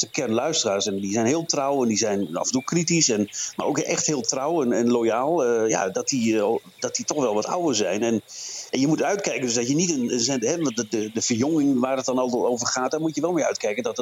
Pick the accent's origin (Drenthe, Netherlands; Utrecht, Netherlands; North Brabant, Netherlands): Drenthe, Netherlands; Maar eh, nee, ik ben Drent